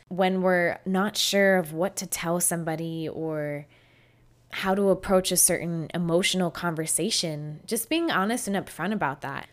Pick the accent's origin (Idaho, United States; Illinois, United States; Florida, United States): Florida, United States; I grew up in Florida